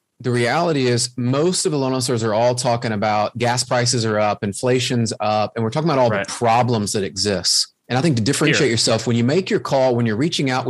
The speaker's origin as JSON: {"language": "English", "region": "the South", "country": "United States", "accent": "Southern", "said": "my Southern accent"}